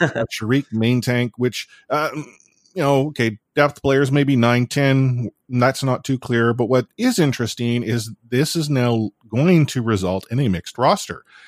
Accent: Canada; I'm Canadian

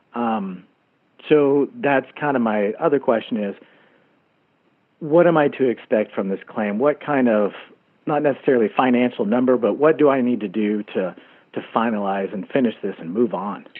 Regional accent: Texas, United States; now in Bozeman, United States; my home state of Texas

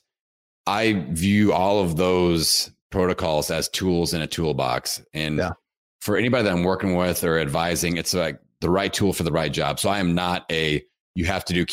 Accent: Bloomington, Indiana, United States; my hometown, Bloomington, Indiana

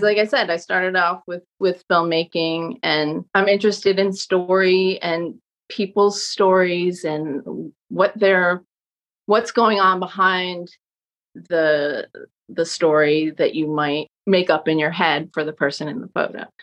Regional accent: Southampton, New York, United States; moved away as an adult; also born or lived in Brooklyn; now in Montclair, United States; I grew up in in Southampton on Long Island, which is the Hamptons, but I was a local

